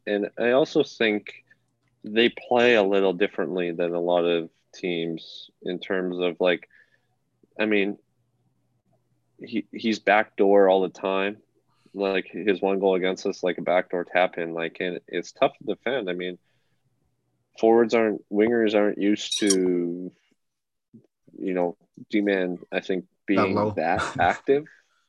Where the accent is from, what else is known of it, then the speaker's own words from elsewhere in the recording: Dauphin, Manitoba, Canada; born there; I was born in the Dauphin Hospital.